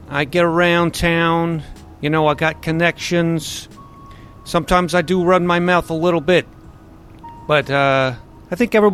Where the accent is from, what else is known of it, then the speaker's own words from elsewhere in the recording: Denver, Colorado, United States; And I'm born and raised in Denver, as you can tell from my accent.